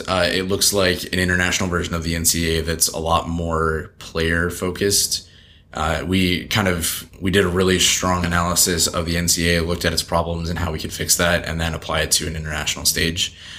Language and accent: English; Alden, New York, United States; It was kind of like a farm town that was close to the city, so everyone kind of called themselves a suburb of Buffalo, which it is